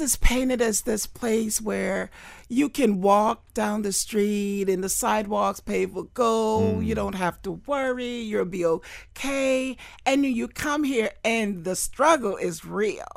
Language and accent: English; Fort Lauderdale, Florida, United States; I grew up in Fort Lauderdale